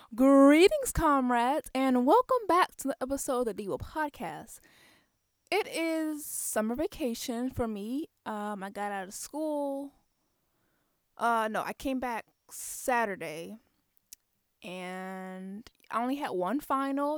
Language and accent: English; Waldorf, Maryland, United States; I'm from Waldorf, Maryland. It's a small town.